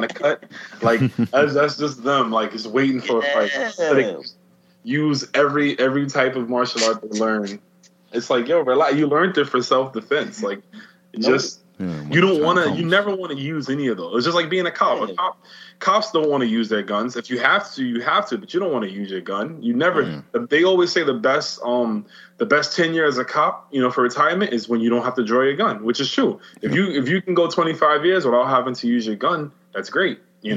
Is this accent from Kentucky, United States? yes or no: no; New York City, New York, United States; as a New Yorker, as someone who's lived here their entire life